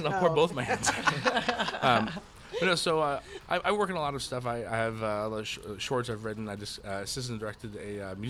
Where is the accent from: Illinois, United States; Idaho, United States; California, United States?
Idaho, United States; Idaho Falls; also born or lived in Oregon; I come from Oregon and Idaho.